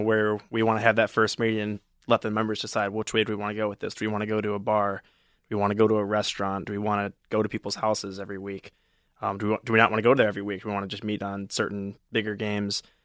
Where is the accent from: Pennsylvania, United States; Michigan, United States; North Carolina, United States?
Michigan, United States; Novi; I'm from Novi, Michigan